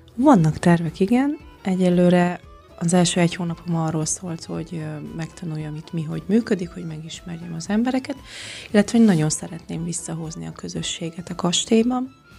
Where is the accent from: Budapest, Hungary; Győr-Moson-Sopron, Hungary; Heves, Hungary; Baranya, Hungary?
Győr-Moson-Sopron, Hungary; Lébény; moved away as an adult; also born or lived in Tusnádfürdő, Romania; now in Székelyhíd, Romania; Magyarországon születtem, de én már négy éve itt élek Romániában. Gyamoson Sopron megyéből származom, ez Északnyugat Magyarország, Kisalföld régiója, Lébényből